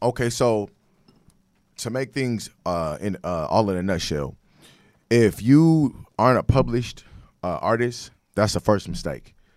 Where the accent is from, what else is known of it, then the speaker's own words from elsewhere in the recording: Sacramento, California, United States; moved away as an adult; also born or lived in Dallas, Texas; I'm from Sacramento, California.